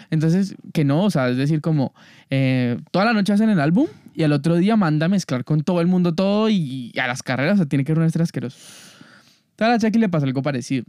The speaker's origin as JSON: {"language": "Spanish", "country": "Colombia", "said": "como colombiano"}